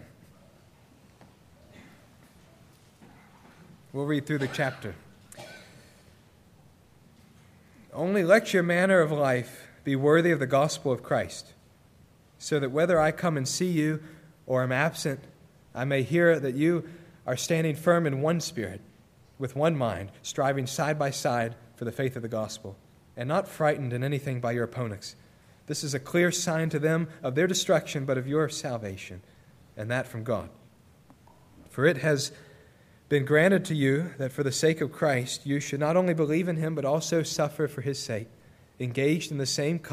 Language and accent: English; United States; moved away; also born or lived in Jordan; as an American, as a Westerner.